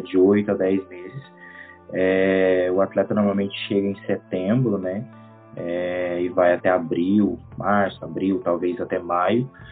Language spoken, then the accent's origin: Portuguese; Caldas Novas, Goiás, Brazil; moved away as an adult; now in Kosovo; eu sou natural de Goiás